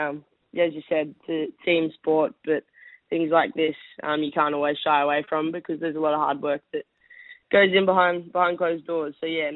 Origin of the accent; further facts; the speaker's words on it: Townsville, Queensland, Australia; now in Gold Coast, Australia; So I'm originally from Townsville, which is very like rugby league orientated.